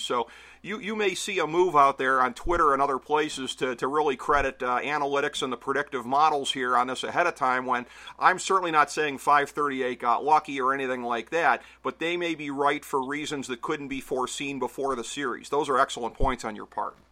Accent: Cleveland, Ohio, United States; my hometown team

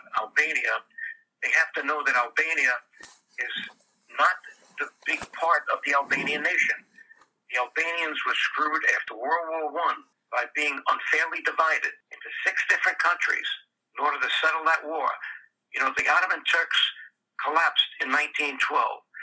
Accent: New York City, New York, United States; I was raised in the Bronx in an Italian-American neighborhood

